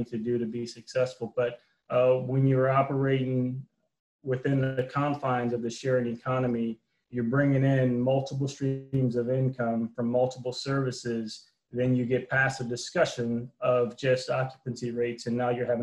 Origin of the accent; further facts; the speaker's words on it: New Orleans, Louisiana, United States; I'm originally from New Orleans, active duty military